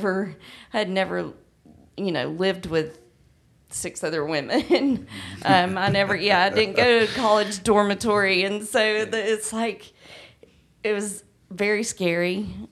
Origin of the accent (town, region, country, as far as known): Douglasville, Georgia, United States